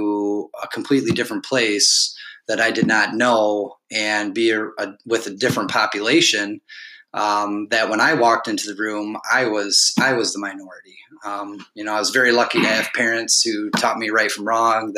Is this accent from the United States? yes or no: yes; Alpena, Michigan, United States; also born or lived in Ypsilanti, Michigan / Ann Arbor, Michigan; I grew up in this city called Alpena. I was born and raised here.